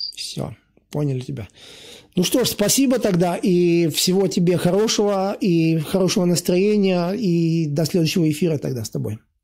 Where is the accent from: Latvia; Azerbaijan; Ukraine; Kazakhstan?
Latvia; И я вырос сам в Латвии, и катался на лыжах